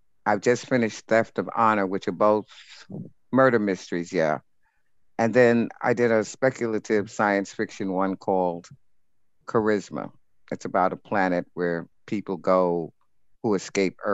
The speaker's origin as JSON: {"language": "English", "town": "New York City", "region": "New York", "country": "United States", "tie": "born or raised there", "said": "I was born in New York City. I lived in Rockaway Beach for about the first 13 years of my life."}